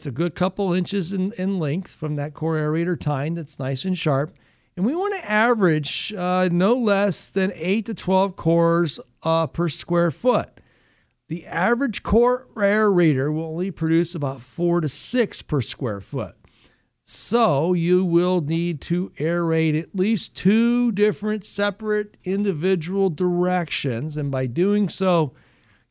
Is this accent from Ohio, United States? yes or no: yes; Findlay, Ohio, United States; That's where I was born and raised